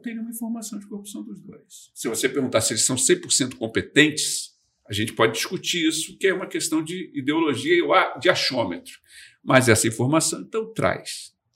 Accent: Brazil; eu sou lá do Brasil

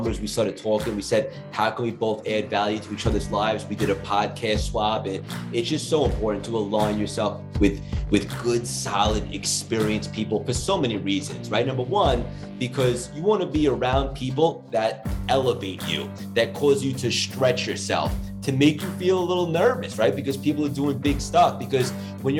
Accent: Long Island, New York, United States; also born or lived in Connecticut; I grew up in Long Island. I essentially been in New York my whole life

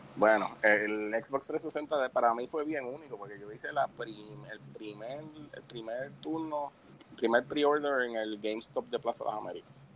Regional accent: Puerto Rico; soy el único puertorriqueño en el programa

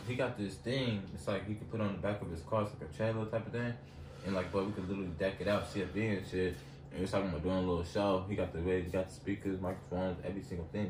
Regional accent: Los Angeles, California, United States; I'm from Los Angeles, California

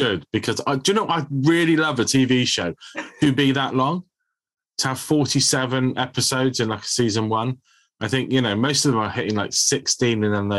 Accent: Bridgwater, South West England, United Kingdom; Anthony came to Bridgewater, to my hometown

